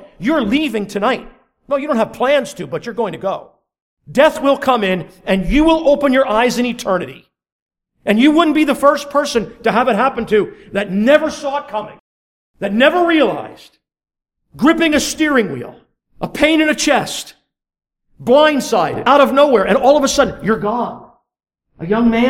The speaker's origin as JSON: {"language": "English", "country": "United States", "tie": "born or raised there", "moved": "yes", "lives_now": "Canada", "said": "I'm a dual citizen. I was born in the United States and I applied for my Canadian citizenship."}